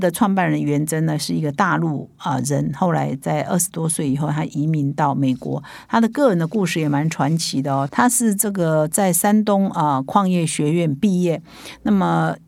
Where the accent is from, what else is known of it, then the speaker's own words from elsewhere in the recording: Taiwan; 我们台湾人的说法叫“台湾之光”